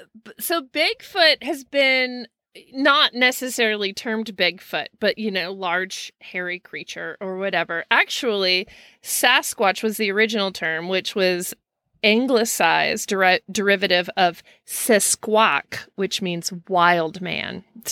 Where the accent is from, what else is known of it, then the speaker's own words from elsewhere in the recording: Snoqualmie, Washington, United States; I grew up in the Snoqualmie North Bend area and spent many summer nights a day at the lake in the woods.